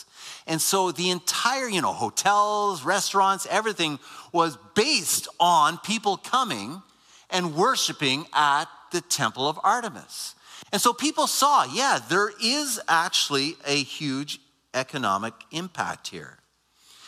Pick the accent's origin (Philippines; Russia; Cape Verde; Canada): Canada; Waterloo, Ontario; I grew up near Waterloo